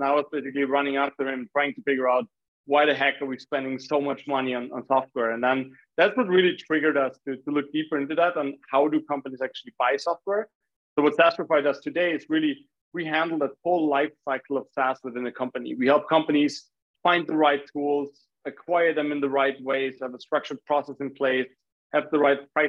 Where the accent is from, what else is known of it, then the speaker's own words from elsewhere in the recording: Graz, Styria, Austria; I'm originally from Austria, which is actually the city where Arnold Schwarzenegger was born